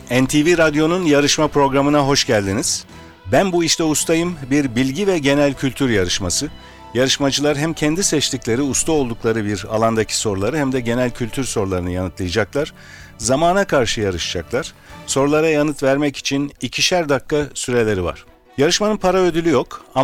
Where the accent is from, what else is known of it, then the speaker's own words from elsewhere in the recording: Ankara, Turkey; Evet Ankara'dan geldim.